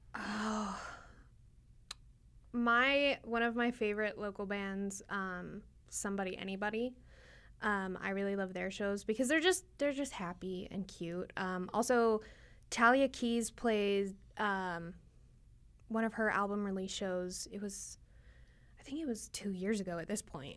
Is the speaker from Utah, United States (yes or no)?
yes; American Fork, Utah, United States; also born or lived in Magna, Utah; originally I'm from American Fork, but moved to Magna